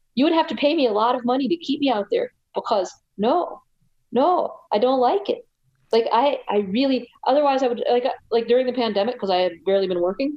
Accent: United States; I'm from the United States

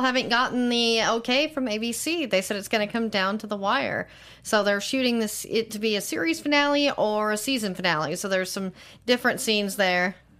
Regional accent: Tyler, Texas, United States; I'm from Tyler.

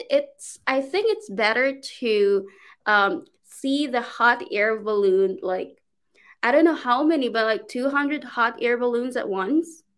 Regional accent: Philippines; English is a second language; moved away as an adult; also born or lived in China; now in Turkey; I'm from the Philippines originally, but I'm currently here in Turkey.

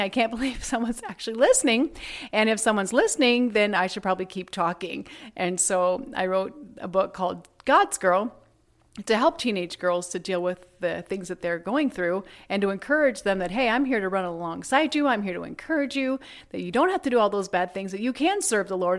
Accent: Shelby, Iowa, United States; I grew up in Shelby, Iowa, which is a small town in the middle of the Midwest

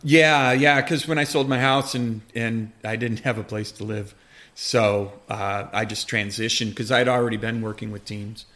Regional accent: Rochester, New York, United States; also born or lived in Adirondacks, New York; now in North Creek, United States; I was born in Rochester and, and, and grew up there

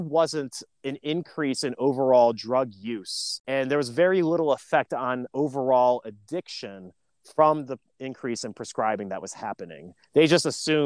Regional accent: Lake County, Northeast Ohio, United States; also born or lived in Cleveland, Ohio; especially in my hometown, I grew up in Lake County

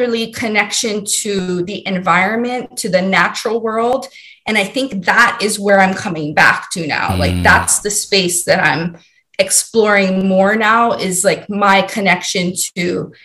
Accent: Hawaii, United States; moved away as an adult; also born or lived in Maryland; Born and raised in Hawaii

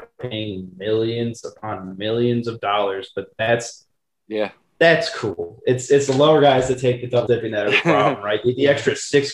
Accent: Michigan, United States; now in Chicago, United States; I'm originally from Michigan

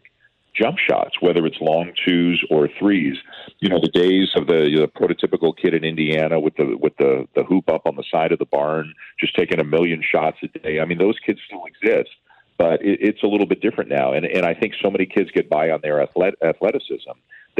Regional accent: Canada; as a Canadian, I've always, you know, as you know, I've always lived here, in Canada

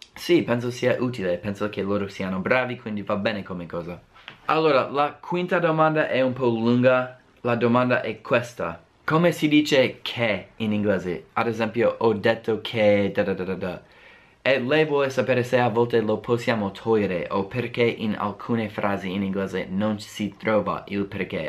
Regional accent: United States; accent: American; Italian is a second language; inizio a parlare come me stesso, un americano

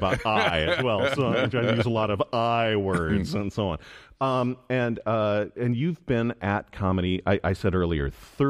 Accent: Illinois, United States; now in Michigan, United States; That is my home state.

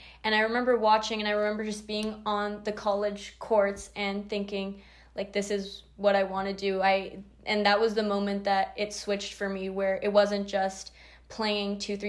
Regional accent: Northern California, United States; now in San Diego, United States; I'm from NorCal

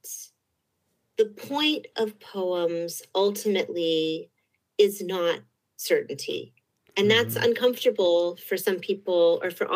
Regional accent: Berkeley, California, United States; I grew up in Berkeley

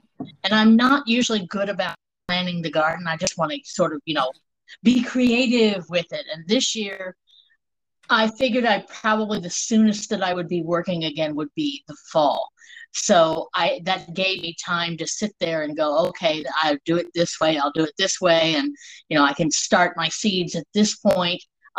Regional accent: Germany; born there; Okay, I was born in Germany. I'm the child of an army family.

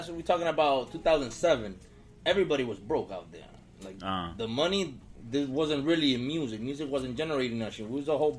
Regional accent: Santo Domingo, Dominican Republic; born or raised there; moved away as an adult; now in United States

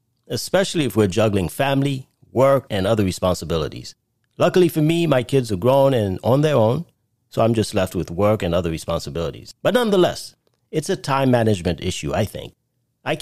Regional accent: New York City, New York, United States; moved away; I no longer live in New York, but I grew up in Brooklyn

